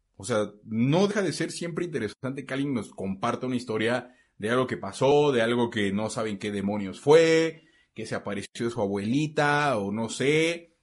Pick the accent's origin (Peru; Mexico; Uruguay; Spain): Mexico; first language Spanish